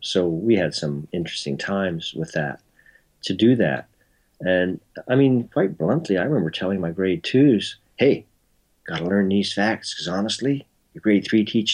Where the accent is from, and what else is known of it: Toronto, Ontario, Canada; born or raised there; also born or lived in Belfast, Northern Ireland